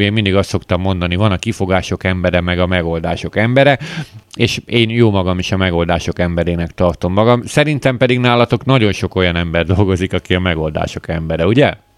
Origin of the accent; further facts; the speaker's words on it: Hungary; magyarok vagyunk